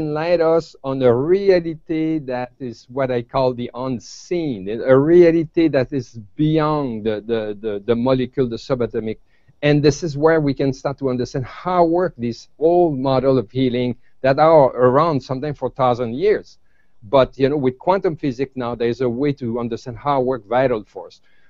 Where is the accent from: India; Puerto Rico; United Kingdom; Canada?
Canada; I come from Canada